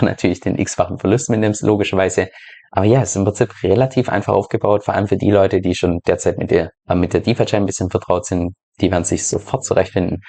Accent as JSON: {"language": "German", "country": "Germany", "moved": "yes", "said": "dass ich ja ursprünglich aus Deutschland komme"}